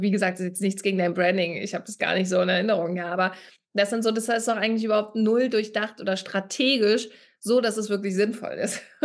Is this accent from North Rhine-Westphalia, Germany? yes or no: no; Berlin, Germany; Ich komme ja aus Berlin